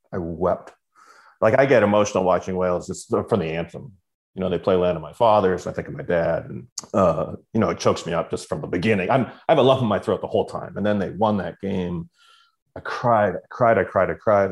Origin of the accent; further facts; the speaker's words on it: Canada; as a Canadian